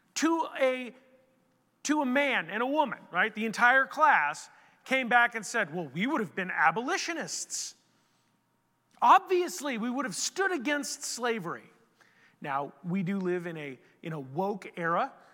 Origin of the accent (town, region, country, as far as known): United States